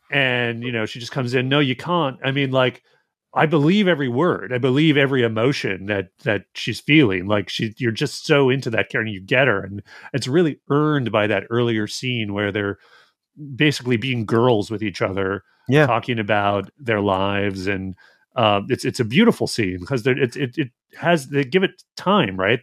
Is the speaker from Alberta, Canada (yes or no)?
yes; Alberta, Canada; From where I grew up, it'd be like, oh, it's not Edmonton, it's Red Deer.